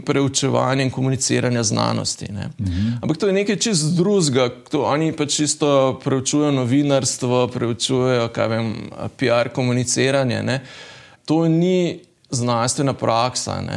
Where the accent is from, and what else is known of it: Slovenia